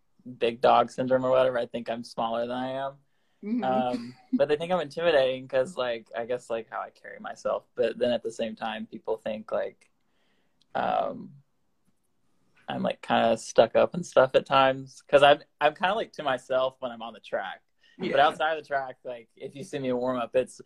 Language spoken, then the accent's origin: English; Winfield, Alabama, United States; moved away as an adult; Winfield is a tiny town in northwest Alabama. It's about 4,500 people. We have 3 stoplights, 1 school.